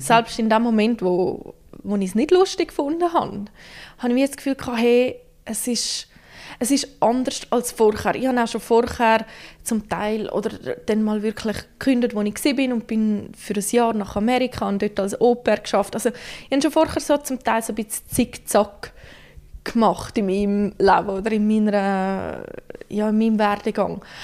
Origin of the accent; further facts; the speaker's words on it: Graubünden, Switzerland; now in Central Switzerland, Switzerland; Ich bin ursprünglich Bündnerin, wohne jetzt aber schon seit einer Weile in der Zentralschweiz